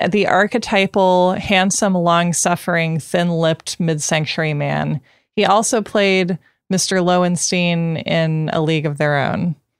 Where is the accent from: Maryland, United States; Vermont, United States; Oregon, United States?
Oregon, United States; Portland; I grew up outside Portland